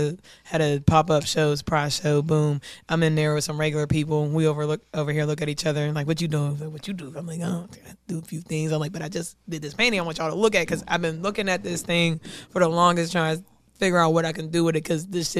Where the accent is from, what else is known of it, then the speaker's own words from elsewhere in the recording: Pittsburgh, Pennsylvania, United States; I'm from Pittsburgh and I'm heavy Pittsburgh.